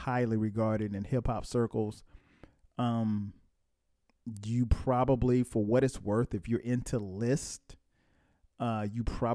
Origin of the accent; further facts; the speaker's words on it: Atlanta, Georgia, United States; my hometown, ATL